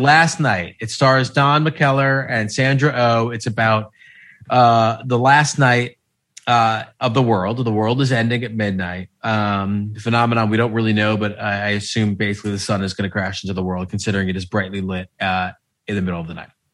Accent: United States; as an American

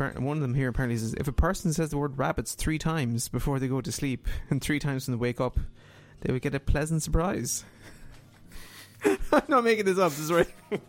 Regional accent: Ireland

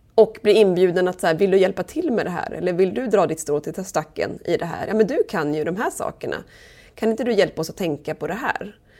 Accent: southern Sweden, Sweden; moved away as an adult; also born or lived in Umeå; now in Holmön, Sweden; jag är från södra Sverige.

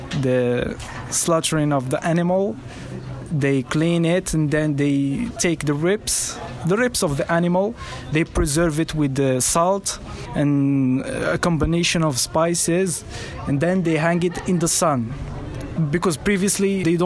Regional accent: Marrakesh, Marrakesh-Safi, Morocco; I grew up a very typical family here in Marrakesh.

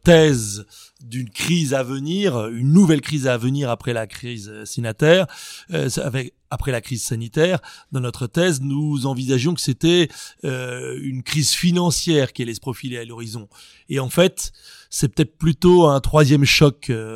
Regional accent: France; chez nous, en Occident, en France

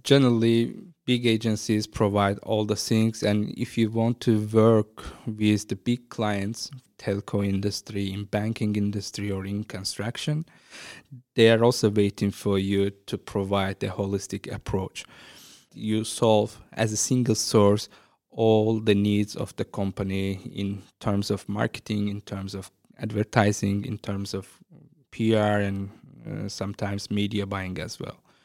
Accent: Azerbaijan; moved away as an adult; now in Ireland; start a creative agency in my hometown

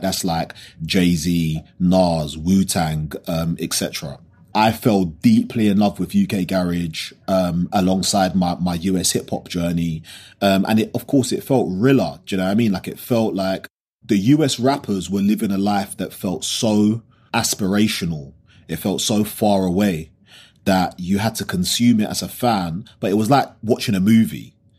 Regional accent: London, United Kingdom; growing up in South London

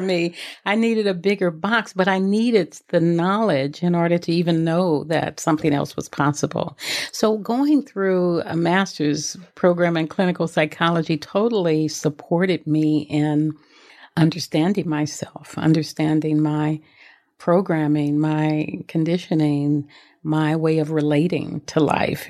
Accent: Los Angeles, California, United States; I grew up in South Central Los Angeles

